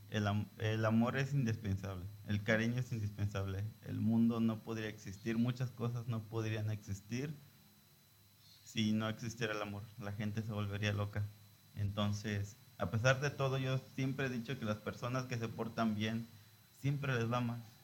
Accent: Lázaro Cárdenas, Michoacán, Mexico; Transmitimos desde Lázaro Cárdenas, Michoacán, desde el puerto de Lázaro Cárdenas. Somos costeños, ¿verdad?

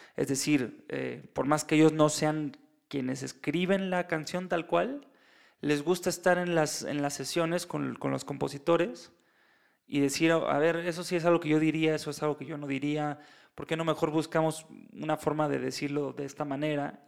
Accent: Mexico; yo soy mexicano

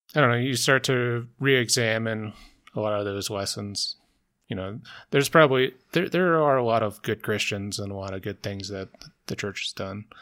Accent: the South, United States; I grew up in the South, I went to Methodist Church

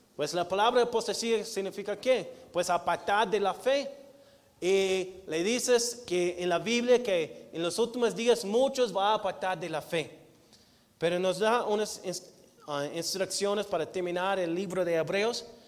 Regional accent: United States; Spanish is a second language; moved away as an adult; now in Mexico; como gringo

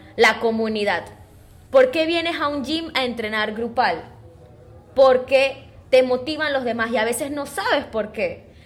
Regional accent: Panama; nosotros como buenos panameños y saboteadores que somos

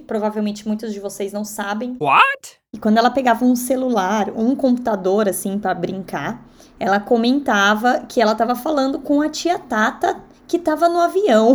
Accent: São Paulo, Brazil; moved away as an adult; now in United States; Quando eu cresci, é, anos 90 em São Paulo

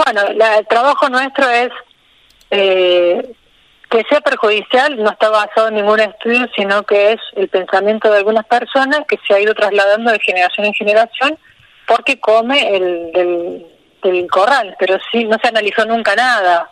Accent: Río Tercero, Córdoba, Argentina; moved away as an adult; now in Villa Rumipal, Argentina; Yo soy de Río Tercero, que es una ciudad al sur de Córdoba. Sí, sí. Y bueno, ahí hice la secundaria, está mi familia

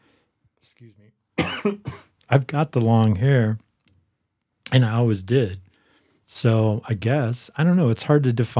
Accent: Boulder, Colorado, United States; I grew up in Boulder.

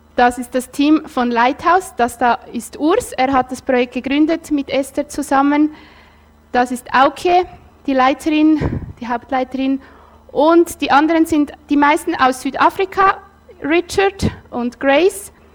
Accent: Nidwalden, Switzerland; ich bin in Nidwalden aufgewachsen

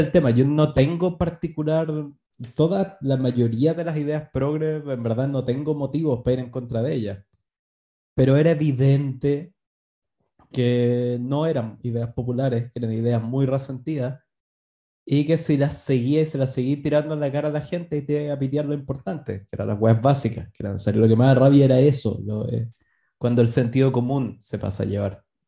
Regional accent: Chile

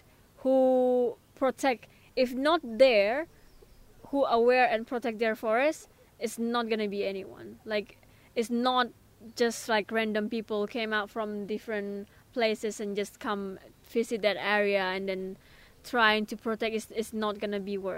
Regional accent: Indonesia; moved away as an adult; now in Exeter, United Kingdom; I'm from Indonesia.

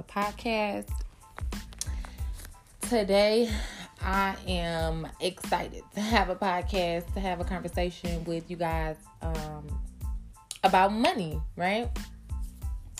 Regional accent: Midwest, United States; I'm from the Midwest

